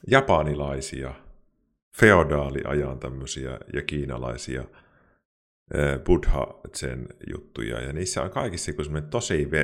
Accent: Kuopio, North Savo, Finland; accent: Savo; now in Pirkkala, Finland; Mutta siis mä oon kuopiolainen niin kuin alun perin.

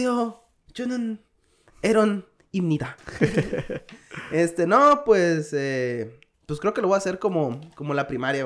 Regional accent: Hermosillo, Sonora, Mexico; moved away as an adult; also born or lived in Guadalajara, Mexico; now in South Korea; Soy de Hermosillo, Sonora

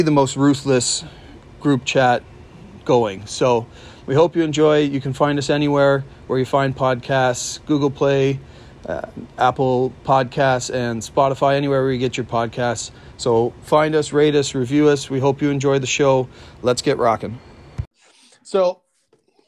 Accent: southern Ontario, Canada; I grew up in kind of southern Ontario in, you know, a small kind of farming area.

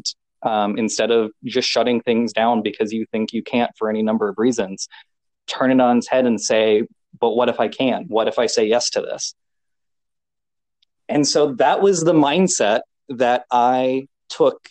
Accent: Chamberlain, South Dakota, United States; my hometown was the starting point

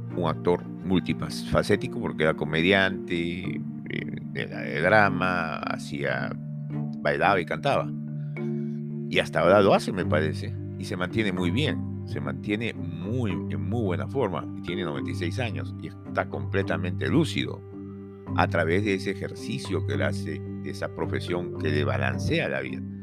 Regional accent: Peru; a nosotros como peruanos

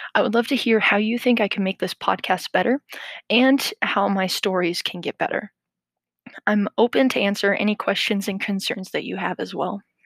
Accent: Midwestern United States, United States; I grew up in the Midwestern United States.

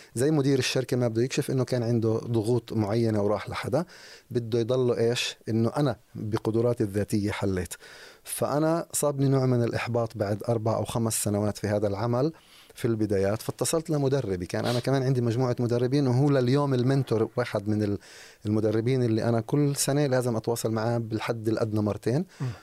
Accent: Jerusalem, West Bank, Palestine; اشتغلت مع ناس بمناصب عاليه عندنا في القدس في الضفه

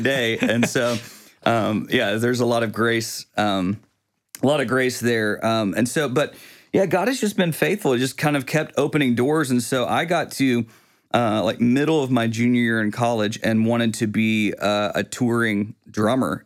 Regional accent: Quitman, Texas, United States; also born or lived in Tyler; now in Longview, United States; I grew up in Quitman

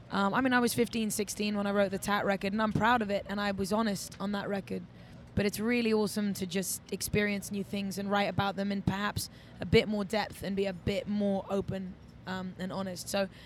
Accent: England, United Kingdom; I think I grew up in England, and I was out young. I was promoting nightclubs.

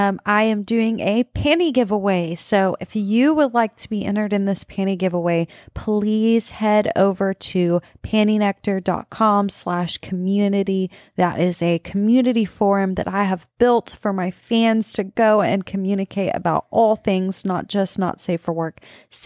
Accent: Texas, United States; We're from South Texas.

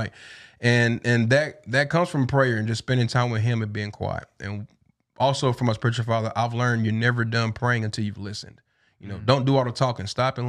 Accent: Tennessee, United States; because we both from there, you know, born and raised in East Tennessee.

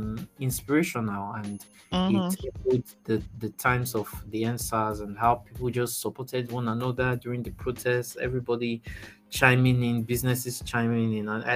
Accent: Nigeria; I really felt proud being a Nigerian

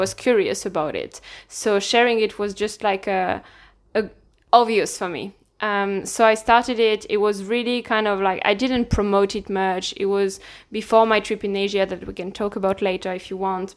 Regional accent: Lille, Hauts-de-France, France; accent: French; English is a second language; moved away as an adult; now in Ireland; I'm from France, from the north of France, more precisely, Lille

